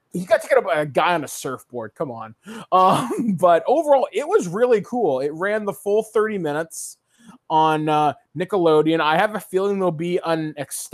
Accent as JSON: {"language": "English", "town": "Guelph", "region": "Ontario", "country": "Canada", "tie": "born or raised there", "said": "my hometown of Guelph"}